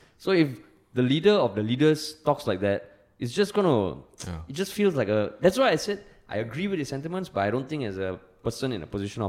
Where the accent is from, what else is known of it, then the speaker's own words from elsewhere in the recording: Singapore; We are Singaporean men who serve the nation.